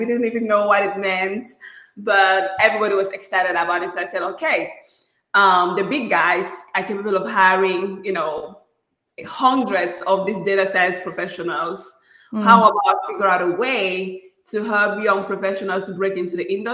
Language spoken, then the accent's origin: English; Cameroon; moved away as an adult; now in United States; I'm originally from Cameroon, out of Central Africa.